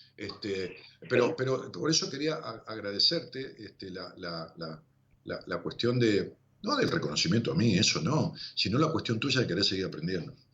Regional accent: Ramos Mejía, Buenos Aires Province, Argentina; Yo vivo en Ramos Mejía desde que era pueblo, y siempre fue mi pueblo

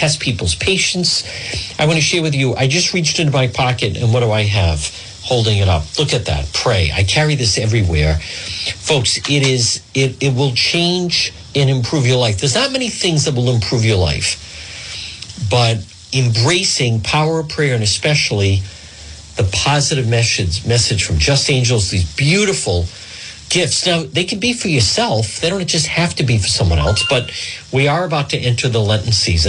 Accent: Cranston, Rhode Island, United States; Not far from the Warwick Cranston line. Actually, very close to where I grew up on Ferncrest Avenue.

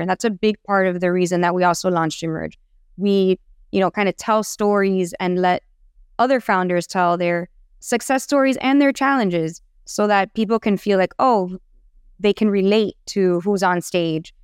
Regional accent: Miami, Florida, United States; I'm born and raised in Miami

